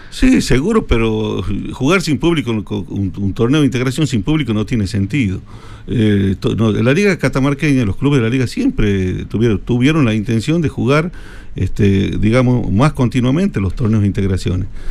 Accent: Tucumán, Argentina; moved away; yo cuando era niño vivía en Tucumán

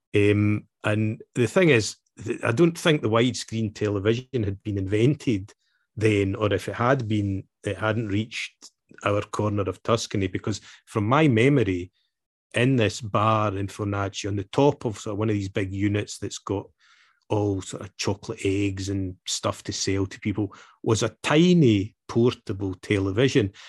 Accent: Scotland, United Kingdom; I was born and raised in Scotland

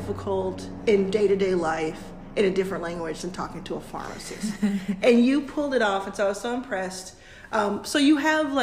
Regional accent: Texas, United States; now in California, United States; I grew up in Texas, mind you, and live in California

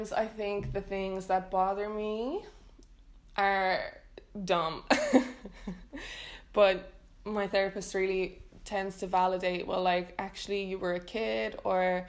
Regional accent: Ireland; moved away as an adult; now in Netherlands; growing up in Ireland

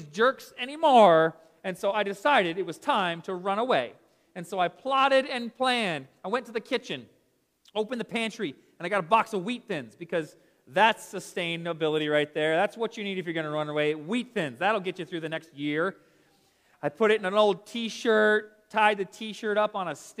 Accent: Smyrna, Georgia, United States; I grew up here in Atlanta in this little house. I'll show you right here in Smyrna, just down the road from us

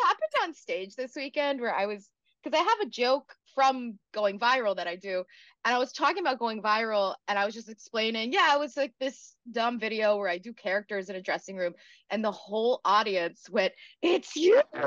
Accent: South Carolina, United States; moved away as an adult; now in New York City, United States; I'm from South Carolina originally, but I've been in New York City for almost ten years now

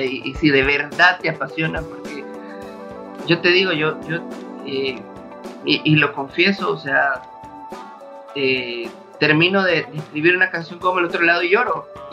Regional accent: El Salvador; como salvadoreños

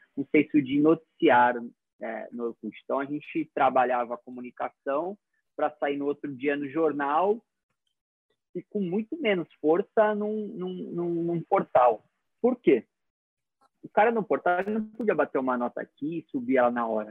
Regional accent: Brazil; como brasileiro

